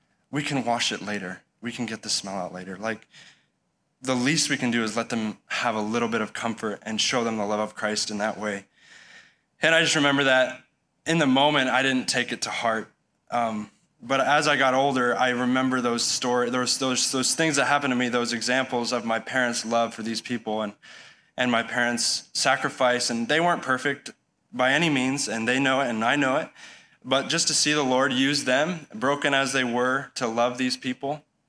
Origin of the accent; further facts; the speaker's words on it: Baborigame, Chihuahua, Mexico; I grew up in Mexico as a missionary kid. My folks moved down there. I was actually born down there. So when I was 9 months old, I was born in the city of Chihuahua, where we're currently living.